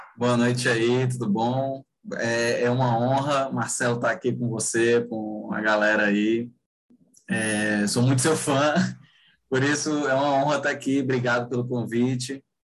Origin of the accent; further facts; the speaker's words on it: Rio de Janeiro, Brazil; now in Fortaleza, Brazil; eu nasci e, eu, e moro no Ceará, Fortaleza, Ceará. Mas eu cresci, assim, minha infância e adolescência foi no Rio de Janeiro.